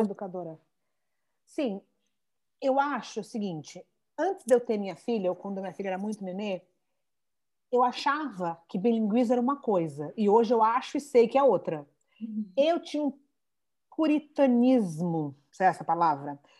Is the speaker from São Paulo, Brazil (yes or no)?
yes; São Paulo, Brazil; accent: São Paulo; moved away; A gente é de São Paulo, mega sotaque de São Paulo